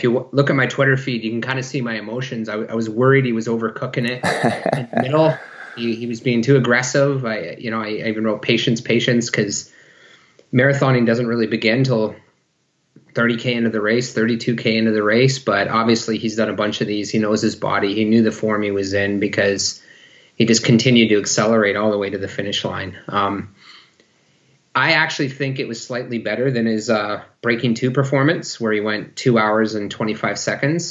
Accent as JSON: {"language": "English", "area": "near Sarnia", "region": "Ontario", "country": "Canada", "tie": "born or raised there", "also_born_or_lived": "Maastricht, Netherlands / Lausanne, Switzerland", "moved": "as an adult", "lives_now": "Victoria, Canada", "said": "Both my wife and I were born and raised in Ontario, near Sarnia, Ontario"}